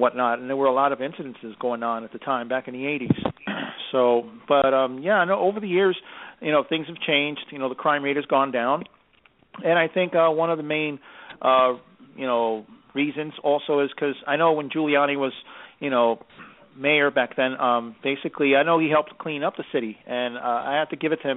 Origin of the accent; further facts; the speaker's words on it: New York City, New York, United States; growing up in New York, I mean, you know, basically, yeah, being being here my whole life